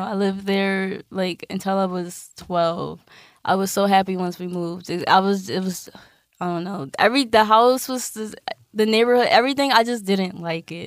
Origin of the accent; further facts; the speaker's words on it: Philadelphia, Pennsylvania, United States; I'm from West